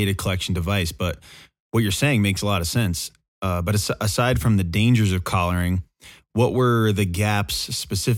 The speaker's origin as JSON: {"language": "English", "region": "Connecticut", "country": "United States", "tie": "born or raised there", "moved": "yes", "lives_now": "Colorado, United States", "said": "I grew up in Connecticut and I live in Colorado now, but I grew up in Connecticut"}